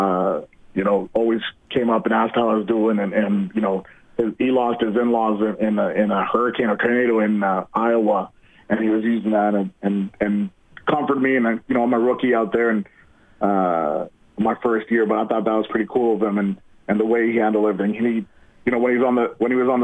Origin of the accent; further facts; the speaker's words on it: Vancouver, British Columbia, Canada; I grew up in Vancouver, but I'm still out here